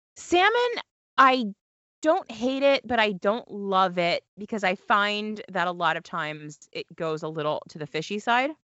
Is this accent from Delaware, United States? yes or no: yes; Delaware, United States; moved away as an adult; I went to college in Delaware, I grew up in Delaware